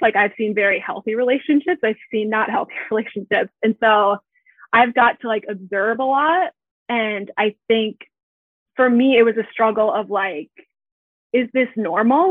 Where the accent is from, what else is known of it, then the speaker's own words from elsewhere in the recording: Minneapolis–Saint Paul, Minnesota, United States; I am from the Twin Cities in Minnesota. And I grew up here. So I've been here my whole life.